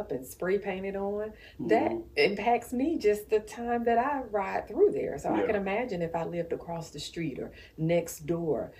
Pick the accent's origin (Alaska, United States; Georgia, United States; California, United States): Georgia, United States; Macon; I grew up in South Macon.